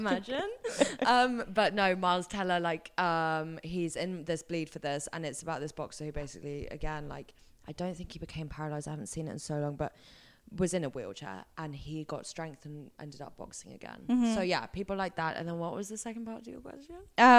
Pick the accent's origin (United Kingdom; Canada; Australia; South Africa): United Kingdom; England; I am an English princess who's had everything.